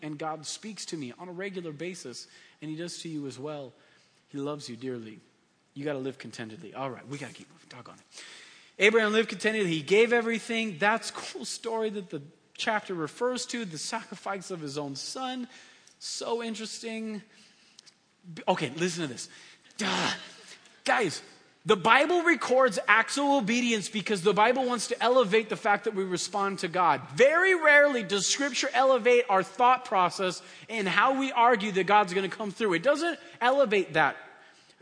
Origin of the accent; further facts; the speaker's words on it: San Diego, California, United States; moved away as an adult; also born or lived in Hesperia, California / Boise; now in Victorville area, United States; I'm from San Diego